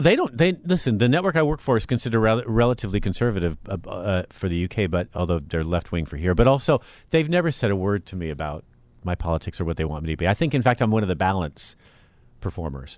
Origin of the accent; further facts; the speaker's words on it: Marin, California, United States; growing up in Marin